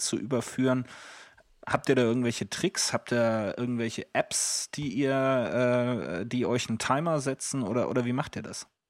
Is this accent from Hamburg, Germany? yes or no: yes; Hamburg, Germany; Bei uns in Hamburg